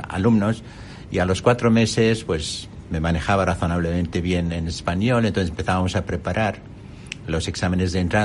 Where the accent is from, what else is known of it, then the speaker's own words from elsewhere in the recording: Amman, Amman Governorate, Jordan; Spanish is a second language; moved away as an adult; now in Spain; yo nací en Amán